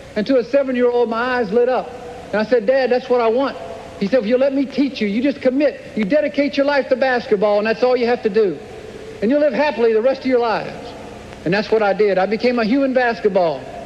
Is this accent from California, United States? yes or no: no; Clemson, South Carolina, United States; I grew up in Clemson, South Carolina